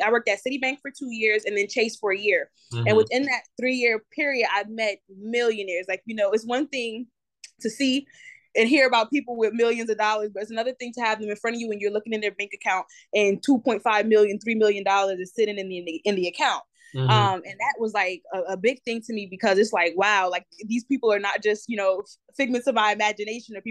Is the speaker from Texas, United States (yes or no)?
no; New Jersey, United States; moved away as an adult; now in Charlotte, United States; I'm from Jersey. I'm from New Jersey.